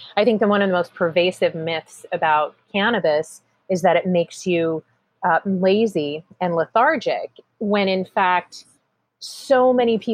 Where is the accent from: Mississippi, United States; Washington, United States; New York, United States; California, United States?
California, United States; Point Reyes; I was born and raised in Northern California in a little town called Point Reyes